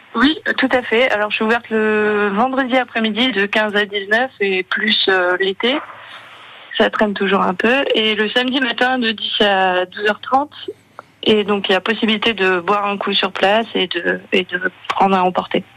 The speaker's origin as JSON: {"language": "French", "country": "France", "tie": "born or raised there", "also_born_or_lived": "Gaspésie, Quebec, Canada", "moved": "yes", "said": "j'ai grandi près de la Belgique"}